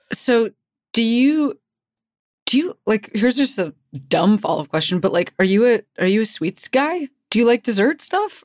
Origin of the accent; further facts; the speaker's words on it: Chicago, Illinois, United States; I'm, you know, from Chicago.